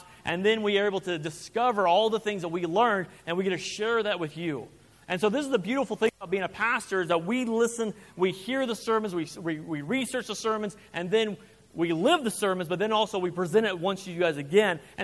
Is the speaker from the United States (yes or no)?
yes; Kansas, United States; now in Rock Springs, United States; I'm from Kansas